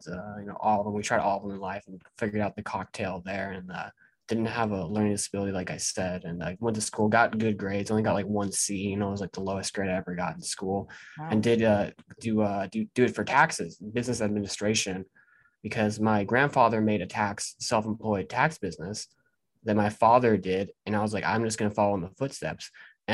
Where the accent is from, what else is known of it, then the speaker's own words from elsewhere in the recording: Portland, Oregon, United States; I grew up in Portland, Oregon